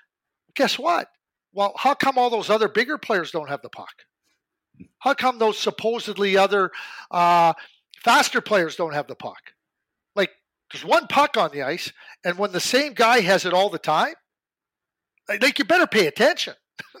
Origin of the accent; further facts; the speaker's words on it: Calgary, Alberta, Canada; growing up in Calgary, you know, I watched Braden from 14 years of age.